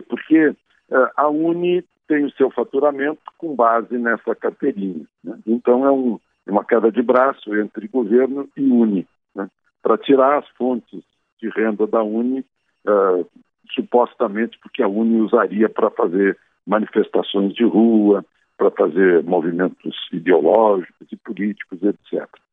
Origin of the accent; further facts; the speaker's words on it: Rio Grande do Sul, Brazil; moved away; estou na minha cidade natal